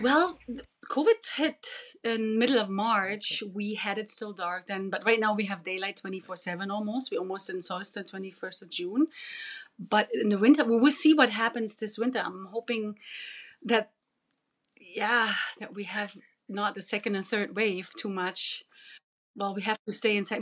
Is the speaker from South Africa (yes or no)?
no; Germany; English is a second language; moved away as an adult; now in Yukon, Canada; I'm original from East Germany